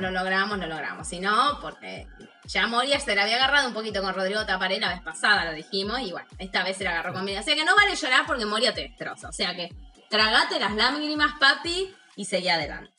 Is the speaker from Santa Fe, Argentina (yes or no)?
no; Santa Rosa, La Pampa, Argentina; moved away; Yo estoy en La Pampa, ¿no? En mi ciudad natal, en este momento